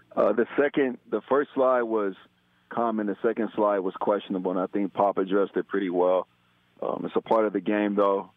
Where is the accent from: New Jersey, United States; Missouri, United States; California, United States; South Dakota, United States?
Missouri, United States; Kansas City; Ty and I grew up in Kansas City